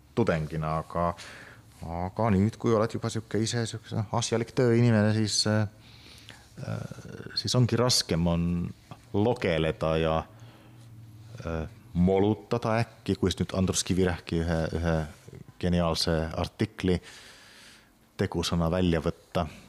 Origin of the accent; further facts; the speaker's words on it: Kitee, North Karelia, Finland; Estonian is a second language; now in Tartu, Estonia; ma olen ise ju pärit Kite linnast